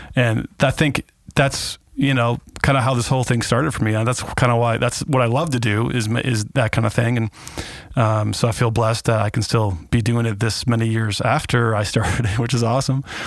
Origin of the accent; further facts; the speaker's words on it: Kenosha, Wisconsin, United States; also born or lived in California; my hometown